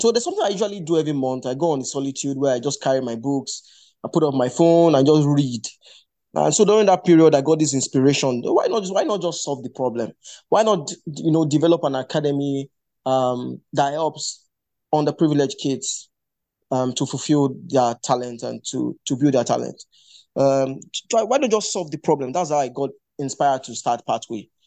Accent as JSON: {"language": "English", "area": "Ijebu", "region": "Ogun State", "country": "Nigeria", "tie": "born or raised there", "also_born_or_lived": "Lagos, Nigeria", "moved": "as an adult", "said": "our academy is located in Ijebu, at ijebu currently"}